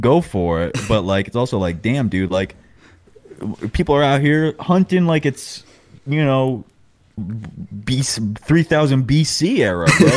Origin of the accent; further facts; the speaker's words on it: New York, United States; moved away as an adult; now in Los Angeles, United States; I grew up in New York, moved out to L A January twenty twenty